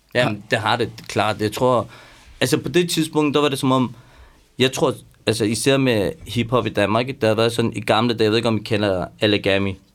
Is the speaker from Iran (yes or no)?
yes; Iran; now in Denmark; jeg er også iraner